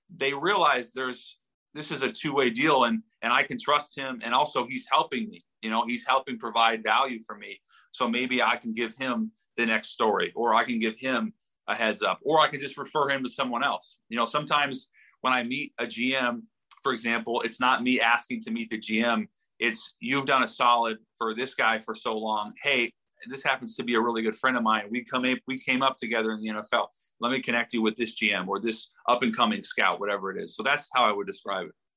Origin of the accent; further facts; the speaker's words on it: Seattle, Washington, United States; we're both from Seattle